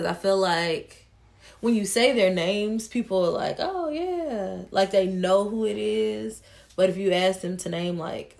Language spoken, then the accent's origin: English; Tennessee, United States; I'm from Tennessee.